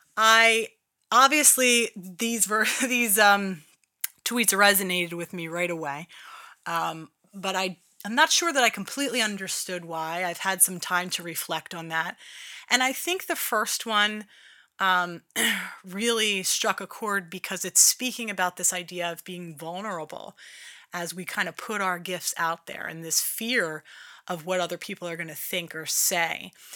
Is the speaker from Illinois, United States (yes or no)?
no; Philadelphia, Pennsylvania, United States; accent: Philly; my Philly accent is in full effect.